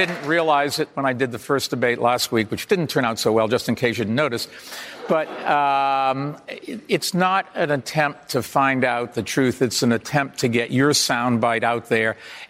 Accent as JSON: {"language": "English", "region": "Massachusetts", "country": "United States", "moved": "yes", "lives_now": "New York City, United States", "said": "I come from Massachusetts where there are no Republicans, so I was a Democrat there for sure. I moved to New York City where there are no Republicans, so I was a Democrat there."}